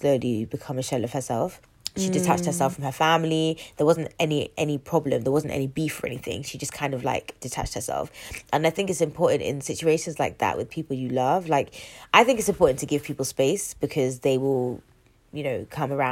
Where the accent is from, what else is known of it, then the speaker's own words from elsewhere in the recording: London, United Kingdom; I'm from North West